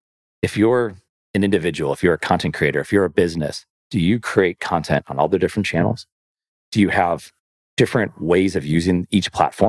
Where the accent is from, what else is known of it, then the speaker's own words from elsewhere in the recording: Buffalo, New York, United States; I'm from Buffalo.